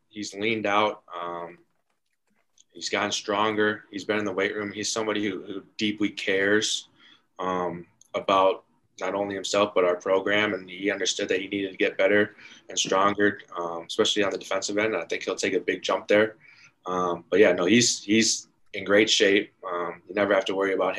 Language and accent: English; Madison, Wisconsin, United States; moved away; also born or lived in Minnesota; I'm from Madison, Wisconsin